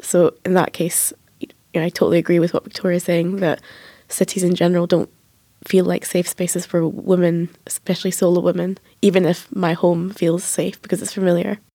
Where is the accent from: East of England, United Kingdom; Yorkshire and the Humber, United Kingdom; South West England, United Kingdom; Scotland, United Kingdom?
Scotland, United Kingdom; Edinburgh; I'm from Edinburgh and I was born in Edinburgh and I've lived there my whole life